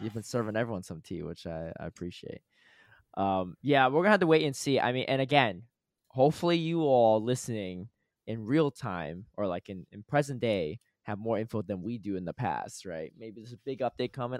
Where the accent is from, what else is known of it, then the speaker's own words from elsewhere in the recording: Connecticut, United States; moved away; I grew up in Connecticut